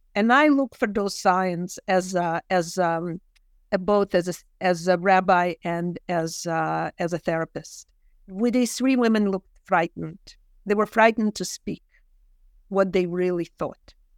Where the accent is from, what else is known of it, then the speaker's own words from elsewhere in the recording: Kyiv, Ukraine; English is a second language; moved away; I grew up in Kyiv and the language of love is Russian for me